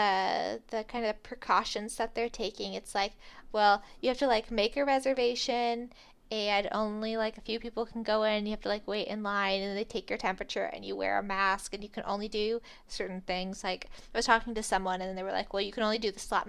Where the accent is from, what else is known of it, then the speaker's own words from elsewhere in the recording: Vancouver, Washington, United States; in my hometown, this is more like the Fairhaven Fest than it is like Ski to Sea, but we had something called Sausage Fest in my school parking lot. If anybody has ever been to the Vancouver, Washington Sausage Fest